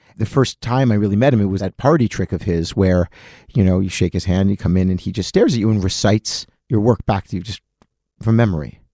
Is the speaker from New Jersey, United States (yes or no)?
yes; Atlantic City, New Jersey, United States; now in New York, United States; I grew up in Atlantic City, which is the summer home of all Philadelphia Jews